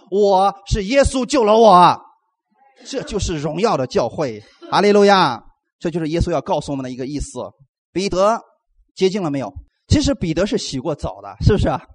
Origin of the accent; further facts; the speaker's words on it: China; 给我们中国人无形当中。造就了一个框架